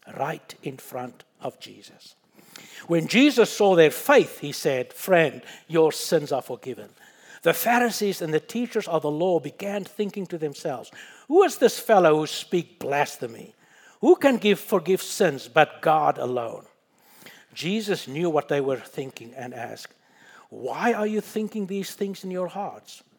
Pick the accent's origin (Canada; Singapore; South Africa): South Africa; moved away; my wife and I was born and we grew up in Africa. I personally was born about ten miles from the Kruger National Park